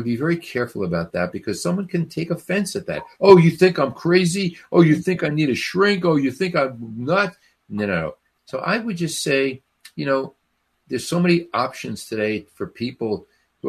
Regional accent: Newark, New Jersey, United States; I grew up in Newark, New Jersey

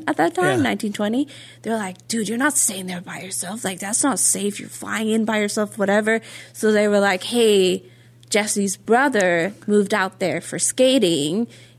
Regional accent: Norway; And so because I'm Norwegian, we work with 24 hours, like military time, right?

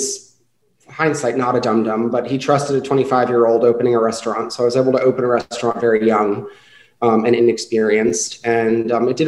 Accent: Woodbridge, Virginia, United States; also born or lived in Boston, Massachusetts; now in Richmond, United States; I'm from Virginia, born and raised up in Woodbridge.

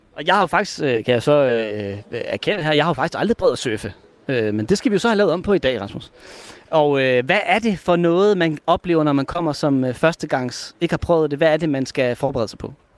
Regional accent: Hirtshals, North Denmark Region, Denmark; now in Aarhus, Denmark; jeg kommer jo oprindeligt fra Hirsald, sådan en rigtig fiskerby

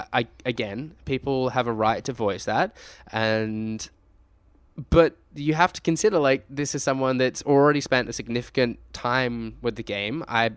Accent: Australia; And what I say is that we are Australian gamers making content for other Australian gamers.

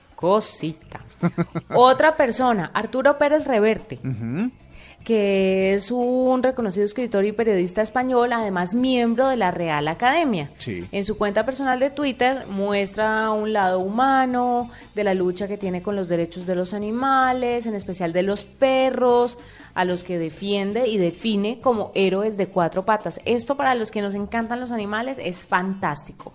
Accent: Colombia; siendo uno colombiano

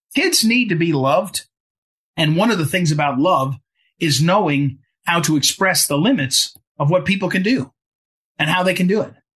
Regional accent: Jersey City, New Jersey, United States; I grew up in Jersey City, New Jersey

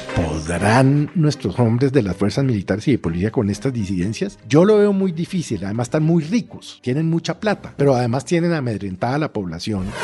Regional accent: Colombia; como colombiano

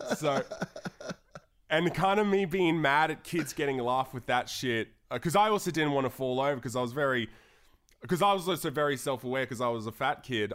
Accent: Darwin, Northern Territory, Australia; moved away; growing up in Darwin

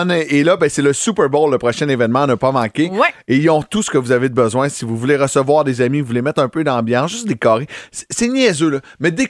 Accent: Trois-Rivières, Quebec, Canada; moved away

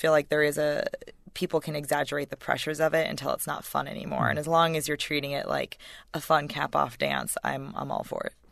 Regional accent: White Plains, New York, United States; I grew up in in White Plains, which is as Connecticut listeners will know, not far from New York

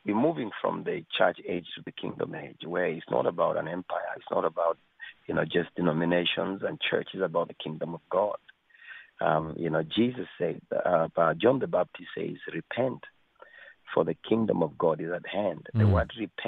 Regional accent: Kenya; moved away; also born or lived in Africa; I was born in Kenya.

